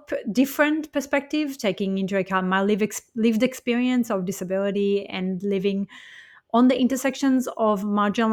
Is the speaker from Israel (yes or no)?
yes; Israel; moved away; I was born and raised in Israel as a Jewish person